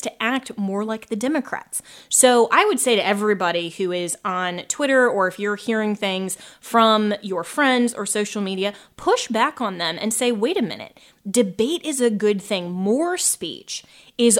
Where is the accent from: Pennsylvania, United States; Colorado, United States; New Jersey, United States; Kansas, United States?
Colorado, United States; Colorado, my home state